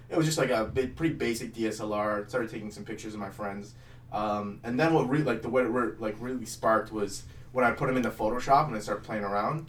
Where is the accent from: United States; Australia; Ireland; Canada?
Canada; Mississauga, Ontario; also born or lived in Oakville, Ontario; like eight until fourteen, we lived in Mississauga